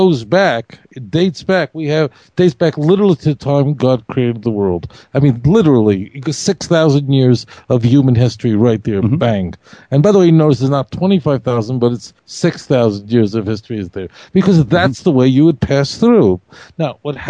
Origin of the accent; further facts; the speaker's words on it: New York City, New York, United States; I grew up in Brooklyn where the non-Jews were not nice